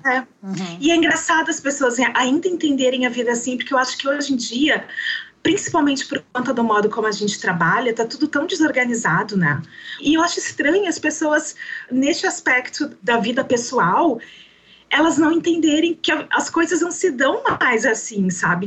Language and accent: Portuguese; Santa Rosa, Rio Grande do Sul, Brazil; moved away as an adult; now in Campo Grande, Brazil; eu nasci em Santa Rosa, no Rio Grande do Sul, eu tenho 40 anos e eu estou morando em Campo Grande, no Mato Grosso do Sul